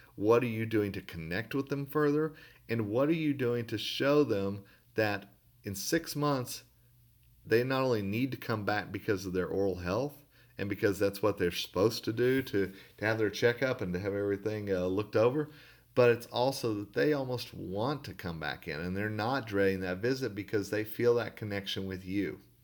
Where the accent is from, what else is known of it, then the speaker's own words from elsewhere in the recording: Tulsa, Oklahoma, United States; where I grew up in Tulsa, Oklahoma